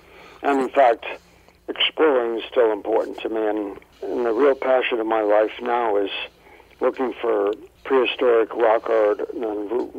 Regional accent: Colorado, United States; Originally Colorado

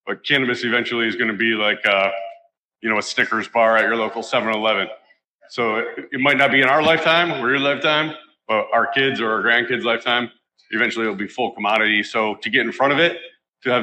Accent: Detroit, Michigan, United States; I'm from Detroit, Michigan

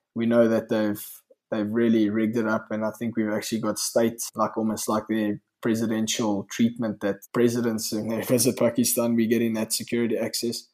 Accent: South Africa; we all lived in a bit of a exclusive nature in South Africa

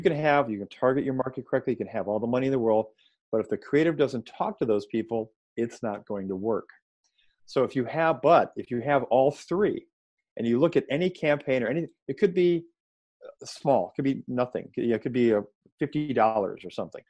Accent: Chicago, Illinois, United States; moved away as an adult; also born or lived in Atlanta, Georgia / Baltimore; I grew up in Chicago

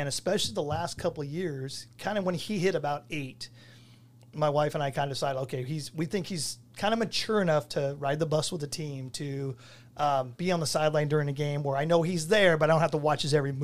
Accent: Placentia, California, United States; moved away as an adult; I grew up in Placentia

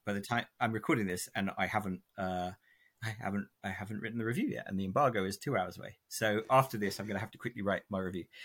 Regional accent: England, United Kingdom; my dad is American and we grew up in England

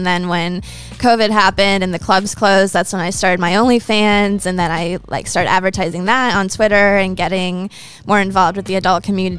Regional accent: Ohio, United States; Ohio. In my home state.

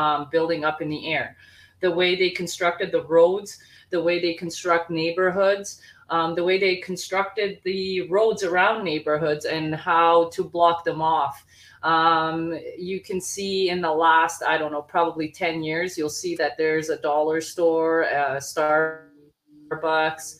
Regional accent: Bosnia & Herzegovina; moved away; I'm from Bosnia.

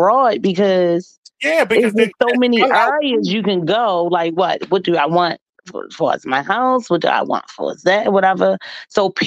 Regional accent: United States; I was born in America

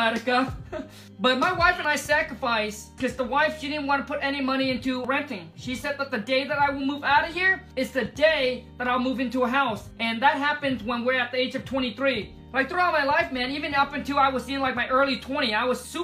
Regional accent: Vietnam; English is a second language; moved away; I was born in Vietnam, grew up in a mud hut.

